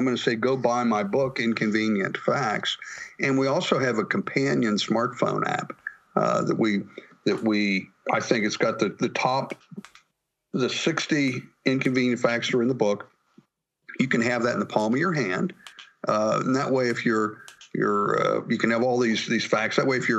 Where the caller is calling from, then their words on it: Pittsburgh, Pennsylvania, United States; I'm calling you from Pittsburgh, Pennsylvania this morning.